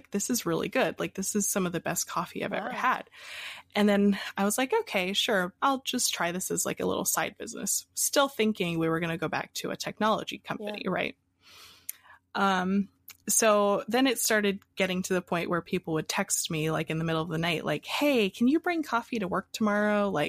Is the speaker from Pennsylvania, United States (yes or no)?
yes; Pennsylvania, United States; also born or lived in Hawaii; So I was born in Hawaii, and I moved around a lot as a kid. And finally, we ended up in Pennsylvania.